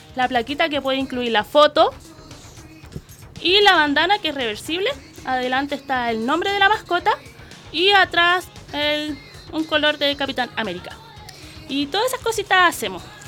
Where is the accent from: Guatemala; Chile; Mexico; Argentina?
Chile; La Florida, Santiago Metropolitan Region; Soy de la Florida